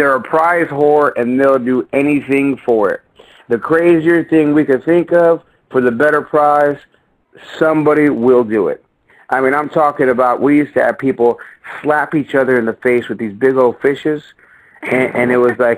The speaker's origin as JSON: {"language": "English", "town": "San Jose", "region": "California", "country": "United States", "tie": "born or raised there", "said": "I'm from the east side of San Jose, I was a hood rat growing up"}